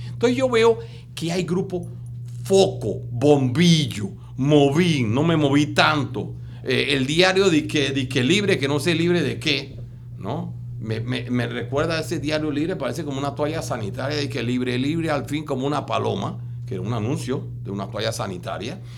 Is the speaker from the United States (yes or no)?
no; Panama; somos más de 5.500 en Panamá